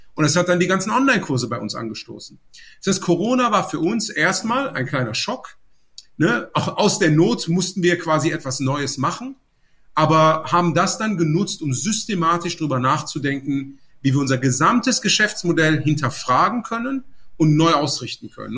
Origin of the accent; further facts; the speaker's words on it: Aachen, North Rhine-Westphalia, Germany; moved away as an adult; also born or lived in Munich; now in Cologne, Germany; Ich bin jetzt ursprünglich in Aachen aufgewachsen